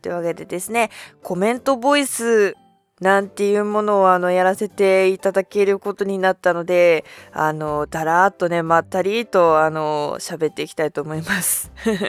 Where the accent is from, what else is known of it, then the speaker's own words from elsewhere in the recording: Hokkaido, Japan; 私あの北海道出身なんですけども